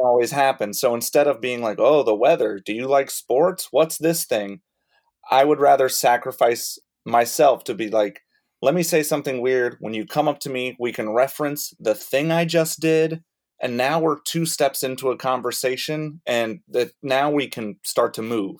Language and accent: English; Rock Hill, South Carolina, United States; moved away; I started when I lived in Rock Hill, South Carolina, and I would go to Charlotte probably three times a week for stand up and try to do one local show in either Rock Hill eh, uh, area, my hometown